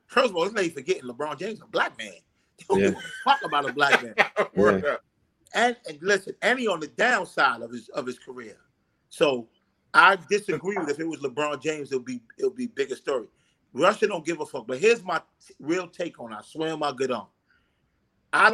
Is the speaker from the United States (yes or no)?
no; Honduras; tell them I'm Honduran. Me and Dick tell them we from Honduras.